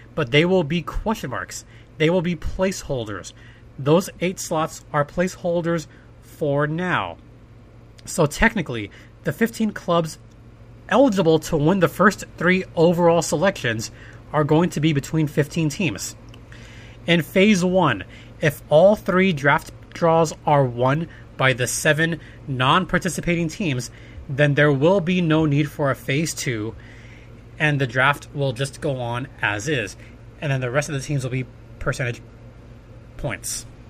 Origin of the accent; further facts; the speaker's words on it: California, United States; in California, we had the big spin